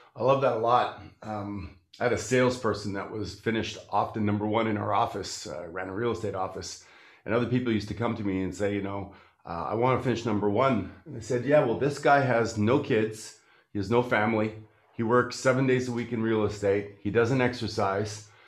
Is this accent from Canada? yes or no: yes; Canada; I'm from Canada.